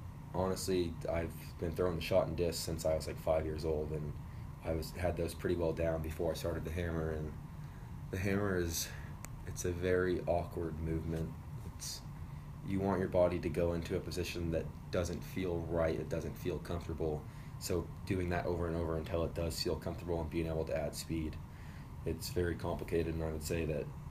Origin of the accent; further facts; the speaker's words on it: Renton, Washington, United States; I'm from Renton in Seattle area, so I've thrown in the rain my whole life